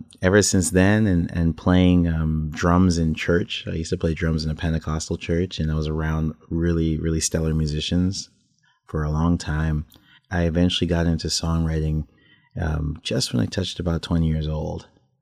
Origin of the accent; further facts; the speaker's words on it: Toronto, Ontario, Canada; I was born in Toronto